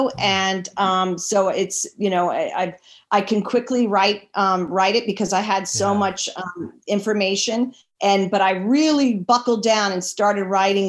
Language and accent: English; Washington, District of Columbia, United States; I was born and raised in Washington, D.C.